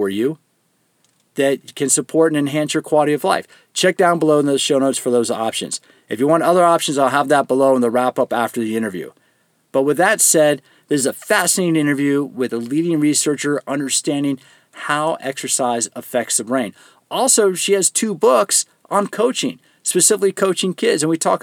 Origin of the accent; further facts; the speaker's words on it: Greensboro, North Carolina, United States; moved away; I was actually born in Greensboro in Alamance County Hospital